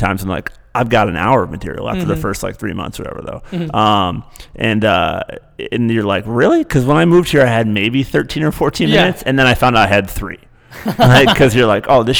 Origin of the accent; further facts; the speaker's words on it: Michigan, United States; now in New York City, United States; I'm from Michigan